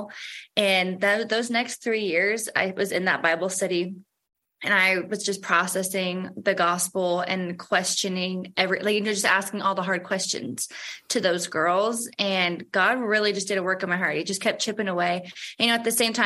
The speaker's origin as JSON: {"language": "English", "town": "St. Louis", "region": "Missouri", "country": "United States", "said": "I was raised in the Catholic faith. I think that's pretty common for people that are from St. Louis"}